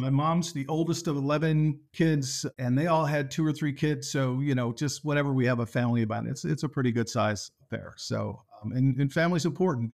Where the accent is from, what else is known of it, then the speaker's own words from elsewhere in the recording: near Corning, southern tier of western New York State, United States; I grew up in the southern tier of western New York State, uh, near Corning